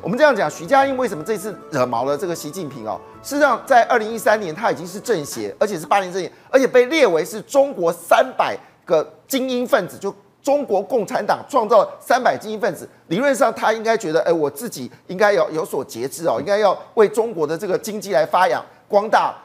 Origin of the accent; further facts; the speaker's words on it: Taiwan; 我们台湾人